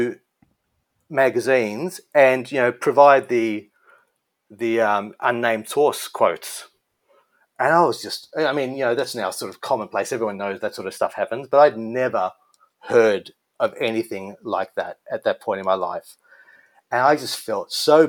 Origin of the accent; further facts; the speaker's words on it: Melbourne, Victoria, Australia; Melbourne, which is my hometown, the same as Kylie